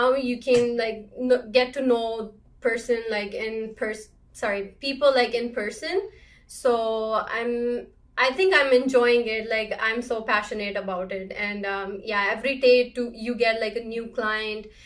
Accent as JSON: {"language": "English", "country": "India", "tie": "born or raised there", "moved": "as an adult", "lives_now": "Canada", "said": "I was born in India and moved in Canada in 2016."}